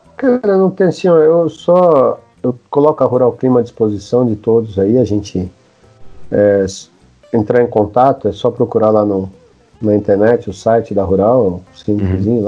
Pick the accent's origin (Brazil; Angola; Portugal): Brazil; Campinas, São Paulo; eu sou de Campinas